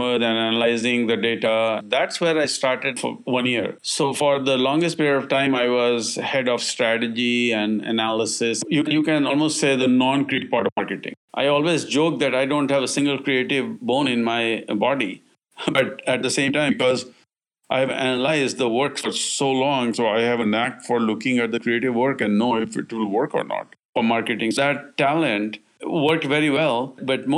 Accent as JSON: {"language": "English", "country": "India", "moved": "yes", "lives_now": "United States", "said": "I'm originally from India"}